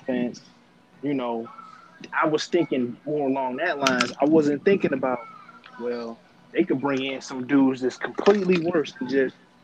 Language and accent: English; Detroit, Michigan, United States; I'm from Detroit too.